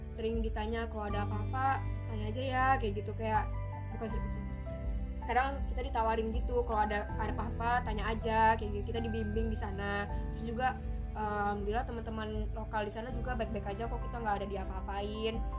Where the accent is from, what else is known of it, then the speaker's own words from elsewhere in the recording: Indonesia; moved away as an adult; now in Malaysia; orang Melayu kayak kita nih orang Indonesia